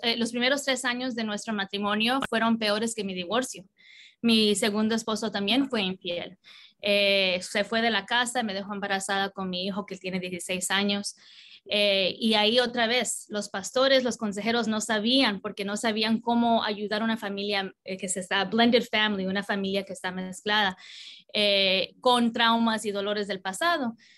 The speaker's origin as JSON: {"language": "Spanish", "region": "Southern California", "country": "United States", "tie": "born or raised there", "also_born_or_lived": "New York / Colombia (parents)", "said": "a los cuatro años vine a vivir en California y eh, casi siempre en el sur de California"}